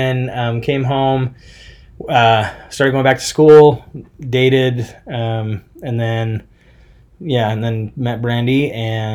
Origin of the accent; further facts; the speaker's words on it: Smithfield, Utah, United States; I grew up in Smithfield, pretty much Logan, Cache Valley area.